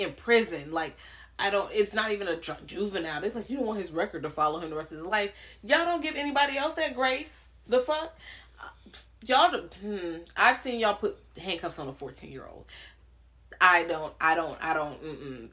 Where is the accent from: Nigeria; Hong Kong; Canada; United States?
United States; Richmond, Virginia; I'm from Richmond. Like Richmond is pretty black